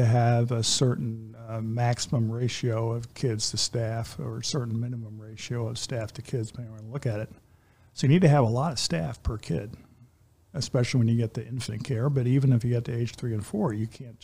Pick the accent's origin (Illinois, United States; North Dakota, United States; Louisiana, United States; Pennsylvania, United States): Pennsylvania, United States; Philadelphia; now in Kalamazoo, United States; I grew up in the Philadelphia area, although I've been in Kalamazoo since 1989